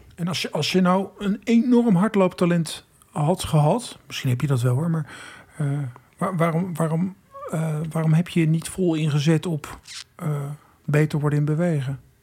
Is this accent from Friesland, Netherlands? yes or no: yes; Friesland, Netherlands; ik kom uit Friesland, waar we ook een SIOS hadden in Hiereveen